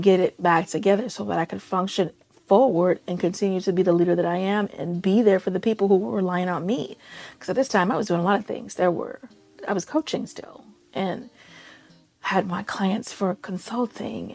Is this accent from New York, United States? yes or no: no; Chicago, Illinois, United States; I grew up in Chicago streets. I know Chicago streets